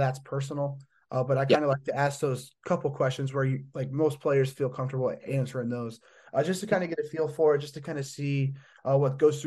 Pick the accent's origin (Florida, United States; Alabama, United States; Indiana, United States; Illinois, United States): Indiana, United States; I'm from Indiana